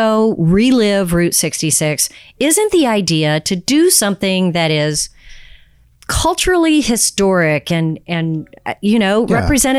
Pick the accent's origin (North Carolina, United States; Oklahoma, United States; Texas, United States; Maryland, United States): Texas, United States; Austin; I'm from Austin, Texas